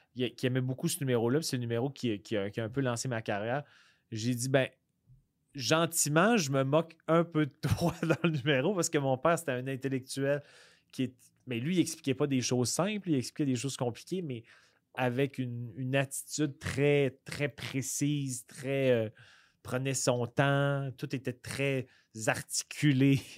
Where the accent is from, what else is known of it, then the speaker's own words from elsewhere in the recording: Quebec City, Quebec, Canada; moi, je viens de la région de Québec